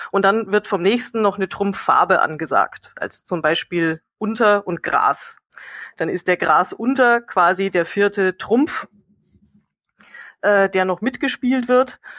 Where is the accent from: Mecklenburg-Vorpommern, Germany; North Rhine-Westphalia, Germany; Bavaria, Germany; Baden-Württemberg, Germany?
Bavaria, Germany; kommt aus meiner Heimat Bayern oder auch Tiroler Gegend